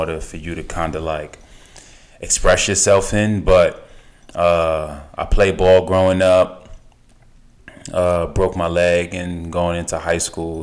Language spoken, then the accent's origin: English; New York City, New York, United States; born and raised in Bedford-Stuyvesant, Brooklyn